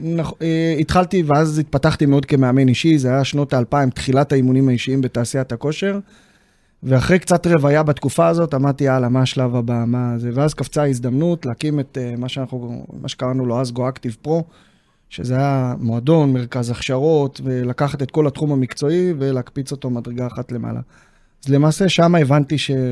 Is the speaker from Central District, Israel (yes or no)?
yes; Neve Monosson, Central District, Israel; ביישוב נווה מונוסון, איפה שגדלתי